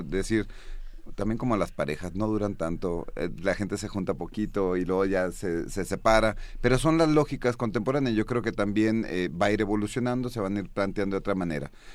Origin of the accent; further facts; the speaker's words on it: Mexico; soy mexicano